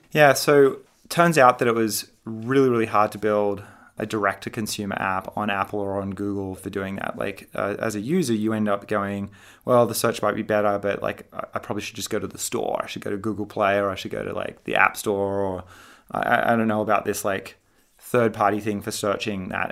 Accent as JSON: {"language": "English", "town": "Sydney", "region": "New South Wales", "country": "Australia", "tie": "born or raised there", "moved": "as an adult", "lives_now": "California, United States", "said": "I grew up in Sydney, Australia"}